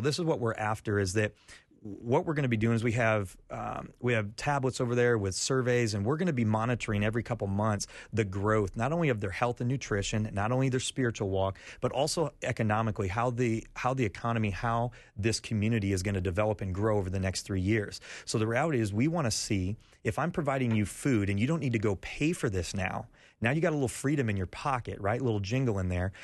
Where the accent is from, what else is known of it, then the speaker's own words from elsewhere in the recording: Iowa, United States; moved away as an adult; also born or lived in Florida; now in Haiti; I grew up in Iowa